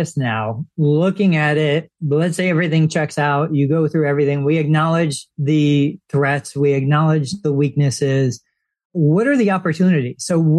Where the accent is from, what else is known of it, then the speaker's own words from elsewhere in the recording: New York, United States; I came from New York. I don't remember the areas all that well